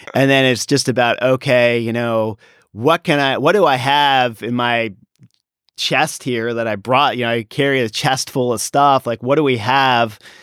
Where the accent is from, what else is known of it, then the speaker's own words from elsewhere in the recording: Washington, District of Columbia, United States; now in Davis, United States; I grew up in the Washington, D C area